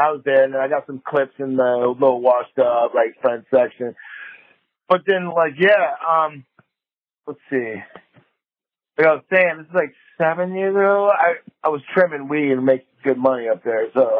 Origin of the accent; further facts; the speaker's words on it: Wisconsin, United States; now in San Diego, United States; We grew up together in Wisconsin.